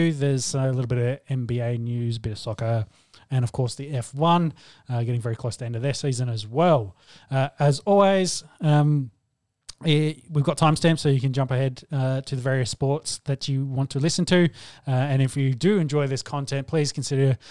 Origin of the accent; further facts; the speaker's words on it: Australia; as an Aussie, as a former world champion and an Australian